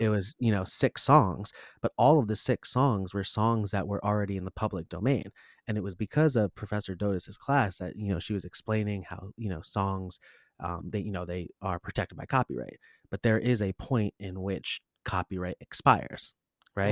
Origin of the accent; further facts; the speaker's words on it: Rumson, New Jersey, United States; I'm actually from Rumson, New Jersey, not too far away